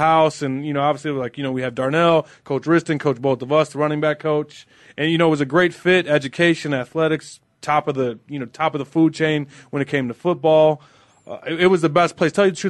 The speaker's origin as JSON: {"language": "English", "town": "Chicago", "region": "Illinois", "country": "United States", "tie": "born or raised there", "also_born_or_lived": "Wilmington, Illinois", "lives_now": "Arizona, United States", "said": "Well, I was born and raised in Chicago, Illinois. I moved out to Wilmington, a small town, about 4,400 people, when I was a freshman in high school."}